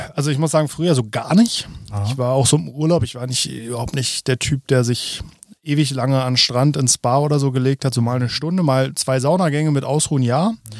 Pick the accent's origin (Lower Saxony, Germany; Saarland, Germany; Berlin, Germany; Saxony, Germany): Berlin, Germany; Spandau; bei uns in Spandau